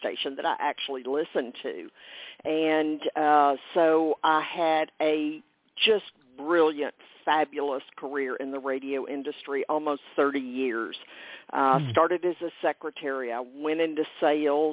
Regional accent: Texas, United States; a fourth generation Texan

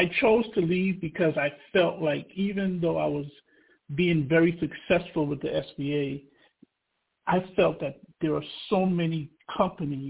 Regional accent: New York City, New York, United States; also born or lived in Trinidad and Tobago / Wilberforce, Ohio / Dayton, Ohio; I was born in Trinidad and Tobago, and I grew up in Brooklyn, New York

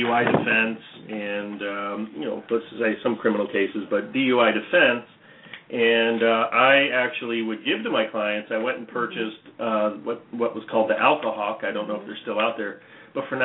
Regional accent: Orange County, California, United States; I was from Orange County

